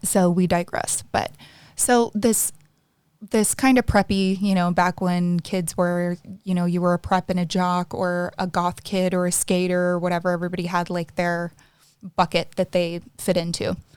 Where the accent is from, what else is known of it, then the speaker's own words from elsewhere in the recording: the South, United States; I was raised in the South, so obviously very conservative and also the Bible Belt